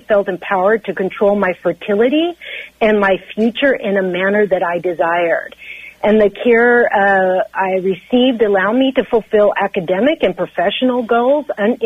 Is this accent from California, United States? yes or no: yes; Central Valley of California, United States; I grew up in the Central Valley of California